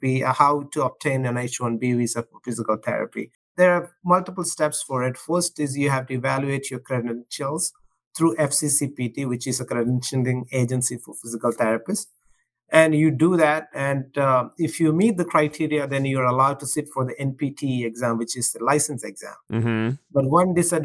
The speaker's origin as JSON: {"language": "English", "region": "South India", "country": "India", "tie": "born or raised there", "also_born_or_lived": "Ohio, United States", "moved": "as an adult", "lives_now": "United States", "said": "I was born in India, in the southern part of India, and I went to school there, and I did my undergrad there. And I came to this country when I was 24."}